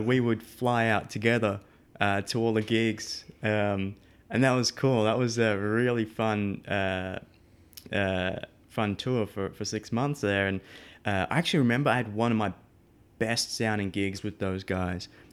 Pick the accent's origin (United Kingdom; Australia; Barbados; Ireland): Australia; Melbourne, Victoria; moved away as an adult; now in United States; I'm from Melbourne, um, so the southeast of Australia. Uh, born and raised, um, well, up until twenty-nine, then I moved to the States.